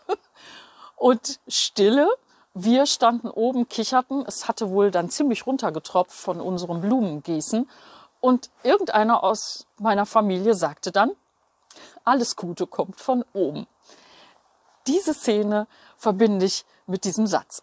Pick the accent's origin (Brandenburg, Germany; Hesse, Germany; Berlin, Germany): Berlin, Germany; Ich bin aufgewachsen in Berlin-Steglitz direkt an einer mehrspurigen Straße.